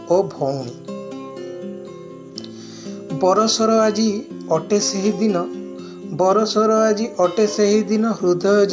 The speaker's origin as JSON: {"language": "Hindi", "region": "Odisha", "country": "India", "first_language": "Odia", "second_language": "Hindi", "said": "ओडिशा से हूँ"}